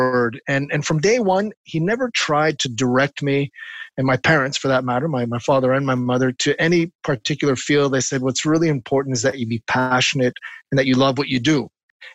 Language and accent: English; Montreal, Quebec, Canada; he was very involved with the Montreal Symphony, the orchestra here in Montreal. Mm. And because of that, growing up on Tuesday nights, often the guests would come to our home